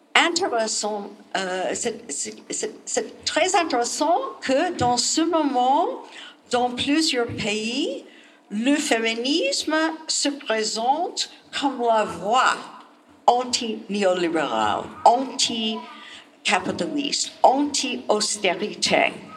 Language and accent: French; United States; French is a second language; chez nous, aux États-Unis